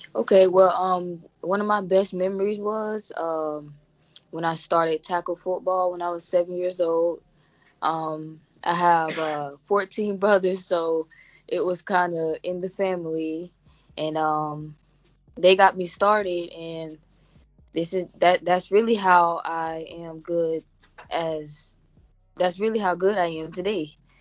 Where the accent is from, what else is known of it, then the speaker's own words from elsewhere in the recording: Florida, United States; I'm from Florida, born and raised